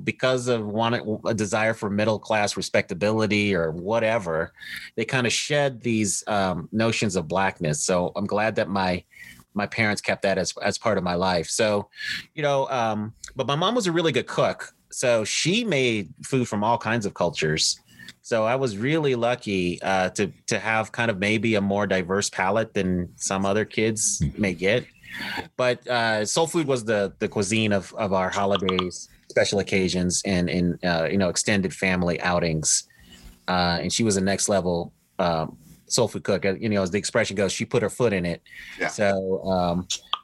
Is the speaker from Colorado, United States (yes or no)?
yes; Denver, Colorado, United States; moved away as an adult; born and raised in Denver, Colorado